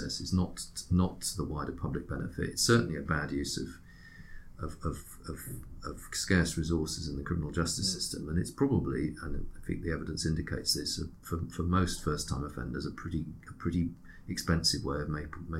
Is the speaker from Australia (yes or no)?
no; Switzerland; now in United Kingdom; my first nationality is Swiss.